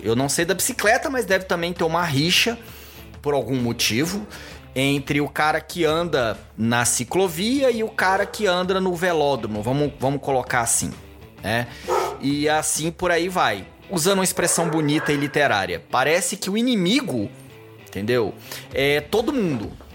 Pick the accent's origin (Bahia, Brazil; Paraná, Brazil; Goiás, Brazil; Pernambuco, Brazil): Goiás, Brazil; Goiânia; moved away as an adult; now in São Paulo, Brazil; eu fui criado, maioria da minha vida, em Goiânia